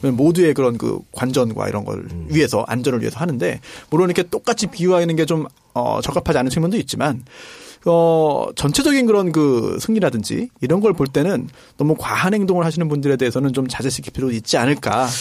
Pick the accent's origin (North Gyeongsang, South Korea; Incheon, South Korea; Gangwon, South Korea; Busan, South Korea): Incheon, South Korea; 제가 고향이 인천인데